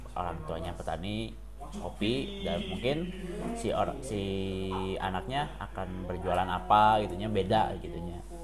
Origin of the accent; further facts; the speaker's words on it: Pangalengan, West Java, Indonesia; semua tinggal di Pengalengan, kota kelahiran saya